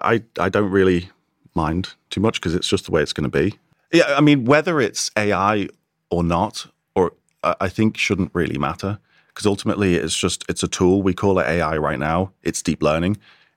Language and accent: English; Wirral, North West England, United Kingdom; accent: plastic scouser; I grew up in on the Wirral, kind of plastic scouser.